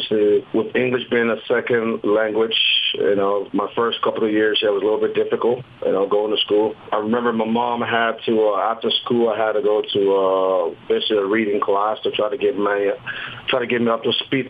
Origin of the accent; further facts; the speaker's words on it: Columbus, Ohio, United States; my family at home in Columbus, Ohio